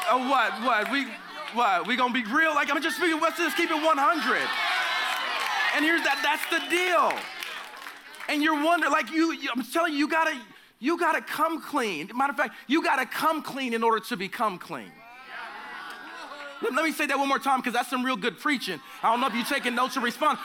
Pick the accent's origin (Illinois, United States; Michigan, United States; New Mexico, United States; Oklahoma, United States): Oklahoma, United States; I'm from the South or the Midwest, whatever you consider Oklahoma